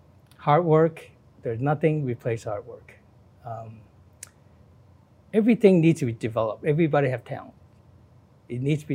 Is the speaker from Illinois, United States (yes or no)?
yes; Chicago, Illinois, United States; I grew up in the Chicago Chinatown, a neighborhood full of restaurants, shops, and most importantly, maintained its culture and traditions. Then I went away for college